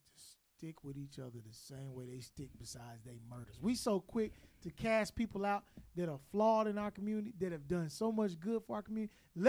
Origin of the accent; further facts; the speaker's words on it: Arkansas, United States; I'm from Arkansas, man.